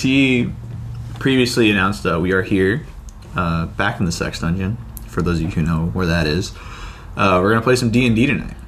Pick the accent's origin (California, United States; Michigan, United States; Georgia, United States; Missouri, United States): California, United States; moved away; I'm from California